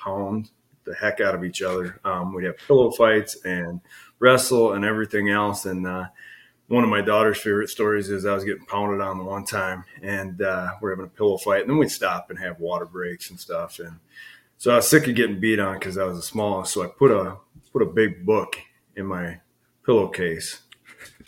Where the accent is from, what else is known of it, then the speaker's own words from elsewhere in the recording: Monroe, Wisconsin, United States; also born or lived in Ireland; my mom and dad moved over from Ireland in 73, and they moved up to Rochester, Minnesota first and had my three brothers. And then in late in 77, they moved down to Monroe